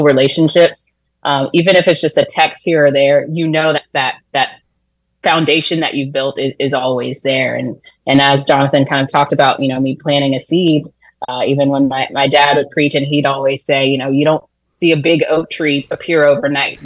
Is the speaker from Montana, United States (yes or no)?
no; Orlando, Florida, United States; moved away; I'm actually from Orlando